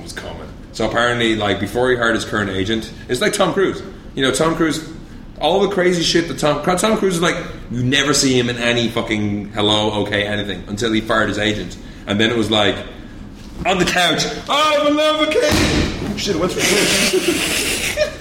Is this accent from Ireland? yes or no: yes; Ireland; moved away; I'm Irish